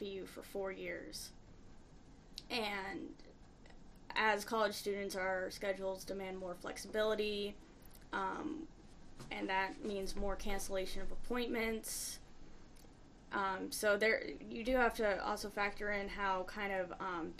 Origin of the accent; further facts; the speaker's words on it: Midwest, United States; moved away as an adult; now in Boston, United States; I'm from the Midwest. A lot of people I grew up with stayed in the Midwest